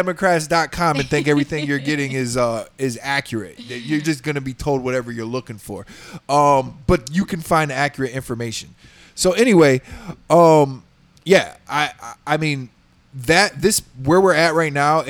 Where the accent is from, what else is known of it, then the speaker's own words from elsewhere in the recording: Texas, United States; moved away; I grew up in Texas